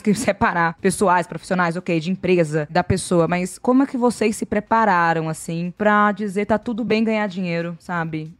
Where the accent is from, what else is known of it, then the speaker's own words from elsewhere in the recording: Salvador, Bahia, Brazil; eu sou do Nordeste de Amaralina, em Salvador